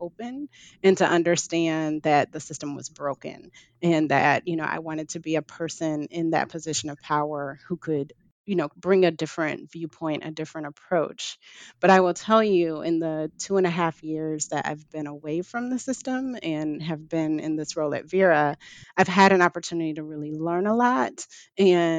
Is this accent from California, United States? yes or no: no; Detroit, Michigan, United States; I'm from Detroit